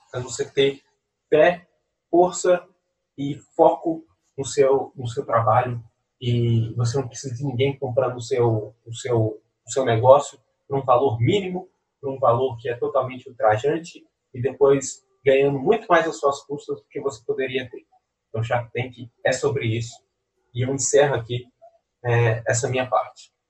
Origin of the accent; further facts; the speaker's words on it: Belo Horizonte, Minas Gerais, Brazil; e a gente é de Belo Horizonte, não tem praia, então a gente usa daqui.